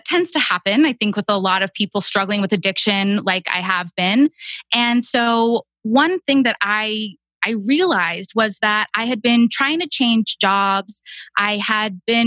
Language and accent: English; Texas, United States; moved away as an adult; also born or lived in Boston; now in Austin, United States; I moved from Boston back home to Texas